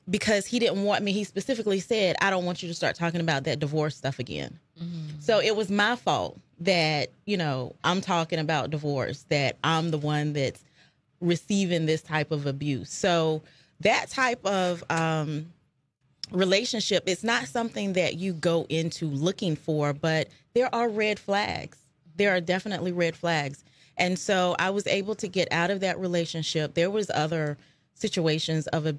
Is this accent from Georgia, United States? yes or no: no; Fayetteville, North Carolina, United States; moved away as an adult; also born or lived in Charlotte, North Carolina; now in Richmond, United States; I'm from Fayetteville, North Carolina